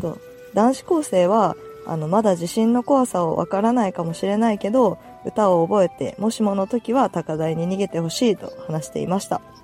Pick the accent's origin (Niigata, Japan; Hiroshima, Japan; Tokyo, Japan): Hiroshima, Japan; 広島出身なんで